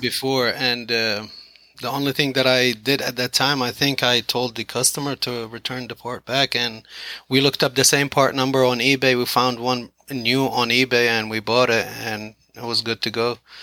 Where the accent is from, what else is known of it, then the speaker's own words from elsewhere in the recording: Iraq; moved away as an adult; also born or lived in Philadelphia, United States; now in Kennedale, United States; I'm originally from the Middle East